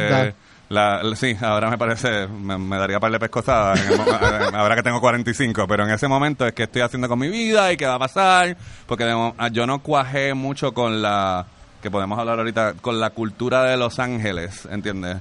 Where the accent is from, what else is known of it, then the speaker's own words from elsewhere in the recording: Carolina, Puerto Rico; yo soy de Carolina